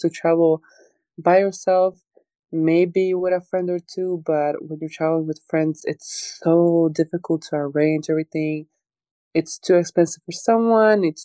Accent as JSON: {"language": "English", "country": "Croatia", "tie": "born or raised there", "moved": "as an adult", "lives_now": "Los Angeles, United States", "said": "I grew up there, I was born there"}